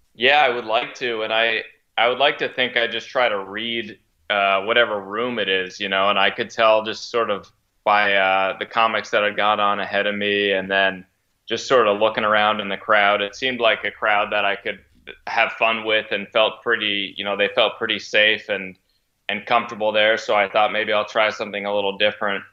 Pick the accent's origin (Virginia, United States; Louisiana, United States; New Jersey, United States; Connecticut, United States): Connecticut, United States; moved away as an adult; now in Boston, United States; I'm from Connecticut originally